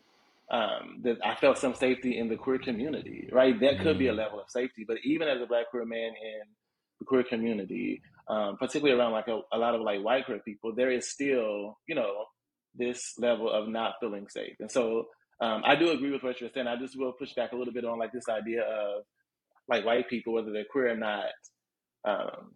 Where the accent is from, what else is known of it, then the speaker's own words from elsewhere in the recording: Indianapolis, Indiana, United States; also born or lived in West Coast; now in Chicago, United States; I'm from Indianapolis